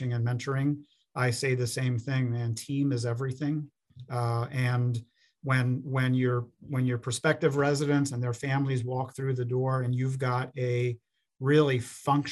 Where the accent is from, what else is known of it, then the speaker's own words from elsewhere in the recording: Pennsylvania, United States; moved away as an adult; also born or lived in Florida / Minnesota; now in Minneapolis–Saint Paul, United States; my home state of Pennsylvania